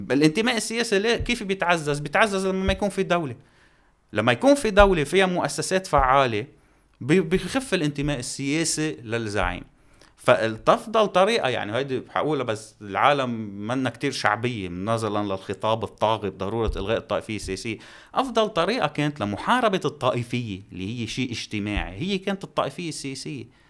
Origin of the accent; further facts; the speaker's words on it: Lebanon; نحن عندنا بلبنان